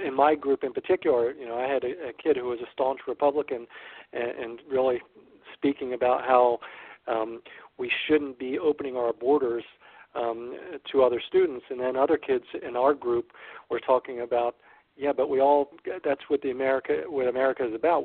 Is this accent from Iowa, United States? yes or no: no; Ewing, New Jersey, United States; I grew up in neighboring Ewing